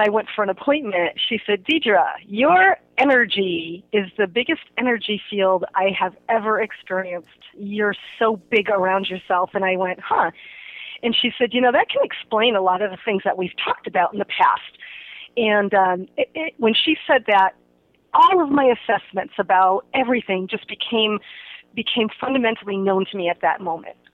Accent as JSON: {"language": "English", "town": "Holyoke", "region": "Massachusetts", "country": "United States", "also_born_or_lived": "Cape Cod, Massachusetts", "moved": "as an adult", "lives_now": "Sacramento, United States", "said": "I am originally from Holyoke, Massachusetts."}